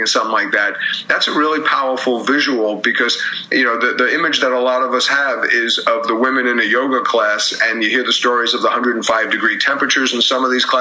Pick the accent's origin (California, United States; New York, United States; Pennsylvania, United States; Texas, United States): New York, United States; also born or lived in Philadelphia; I grew up in New York and went to school in Philadelphia